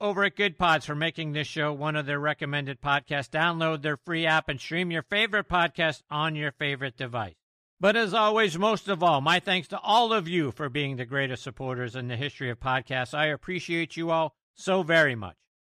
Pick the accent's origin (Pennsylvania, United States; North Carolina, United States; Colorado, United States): Pennsylvania, United States; Pittsburgh; my hometown of Pittsburgh